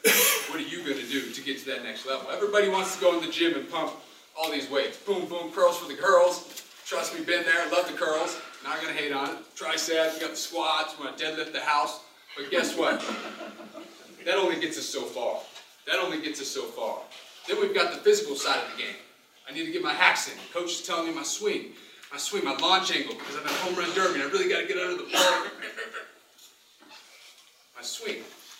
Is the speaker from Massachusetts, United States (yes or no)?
yes; Massachusetts, United States; I'm from Massachusetts, and we don't even have sunlight for the next 8 months.